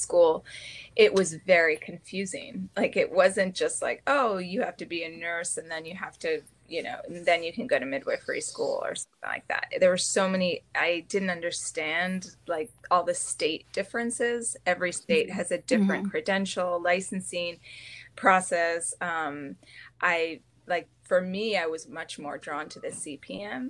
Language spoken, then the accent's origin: English; United States; being an American